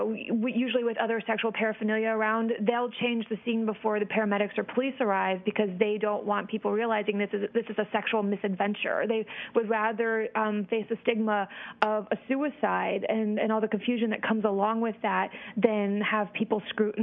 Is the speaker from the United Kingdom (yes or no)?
no; Iceland; I'm originally from Iceland, and we have our phone books listed by first name